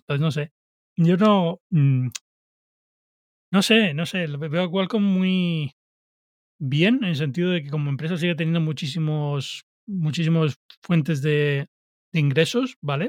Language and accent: Spanish; Canary Islands, Spain; yo soy de Canarias